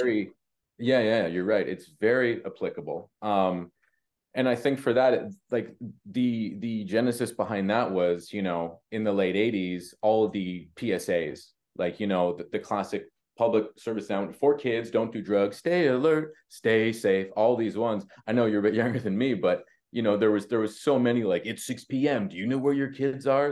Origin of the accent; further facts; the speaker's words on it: Canada; we're Canadian